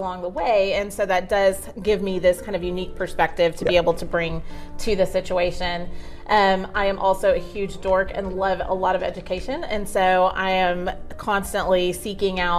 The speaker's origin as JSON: {"language": "English", "town": "Arlington", "region": "Texas", "country": "United States", "tie": "born or raised there", "said": "Arlington is home. So I was born in Arlington Memorial and really haven't left"}